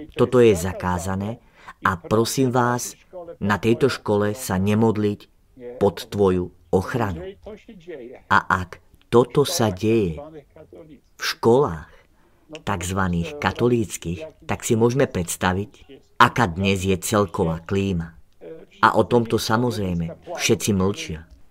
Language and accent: Slovak; Poland; moved away; som Poliak